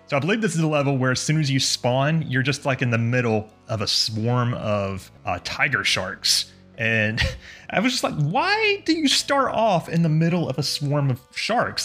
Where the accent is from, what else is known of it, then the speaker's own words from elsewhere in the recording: United States; also born or lived in Florida; I am an American. I live in Florida